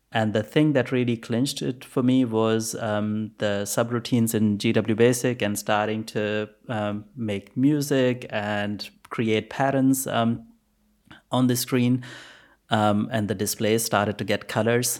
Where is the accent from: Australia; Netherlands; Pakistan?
Pakistan; I was born in Pakistan, by the way. So, um, no computers in school. I think when I was in grade eight, we probably had one computer at school